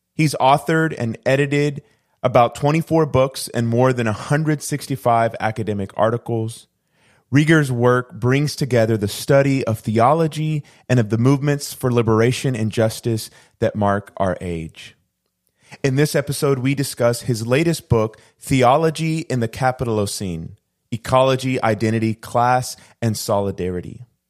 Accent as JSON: {"language": "English", "country": "Puerto Rico", "said": "I'm originally from the island of Puerto Rico"}